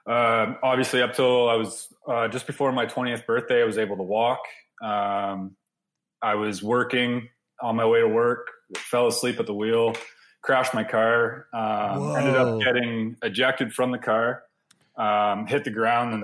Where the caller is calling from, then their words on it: Blenheim, Ontario, Canada; From Blenheim, Ontario. So pretty much we're about 20 minutes from the most southern point of Canada.